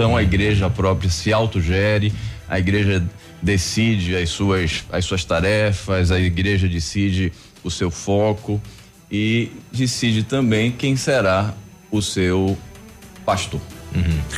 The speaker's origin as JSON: {"language": "Portuguese", "town": "Salvador", "region": "Bahia", "country": "Brazil", "tie": "born or raised there", "moved": "as an adult", "lives_now": "Pato Branco, Brazil", "said": "Sou natural país? de Salvador."}